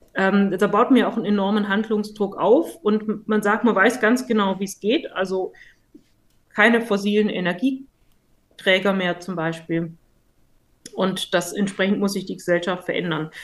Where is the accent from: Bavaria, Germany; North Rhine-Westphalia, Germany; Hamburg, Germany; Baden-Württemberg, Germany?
Baden-Württemberg, Germany; Stuttgart; als Stuttgarterin